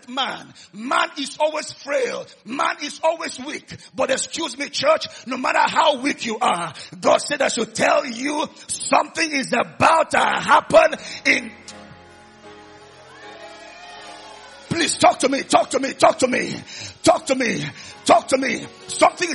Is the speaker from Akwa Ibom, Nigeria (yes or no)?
yes; Oron, Akwa Ibom, Nigeria; I'm from Oron in Akwa Ibom State